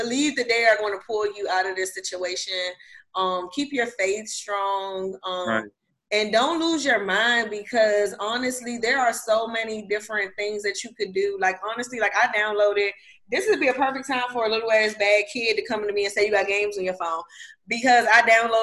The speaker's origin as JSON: {"language": "English", "country": "United States", "said": "I'm American"}